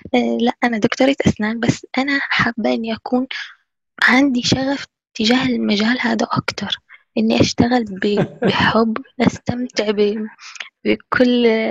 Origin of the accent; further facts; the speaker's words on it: Syria; now in Cairo, Egypt; انا طفولتي كانت في سوريا